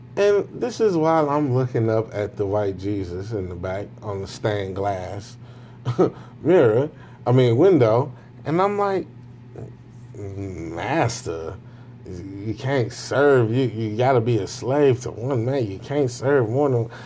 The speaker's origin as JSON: {"language": "English", "country": "Jamaica", "said": "Me being a Jamaican"}